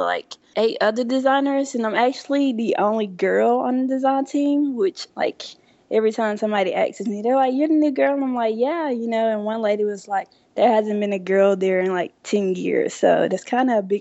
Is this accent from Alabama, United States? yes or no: yes; Childersburg, Alabama, United States; It's called Childersburg